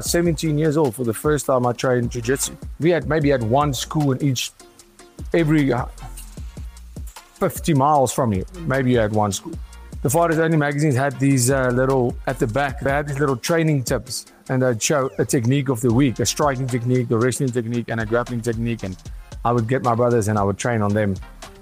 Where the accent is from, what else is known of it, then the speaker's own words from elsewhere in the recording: Pretoria, Gauteng, South Africa; Yes. Yeah. We see a lot of crime all the time.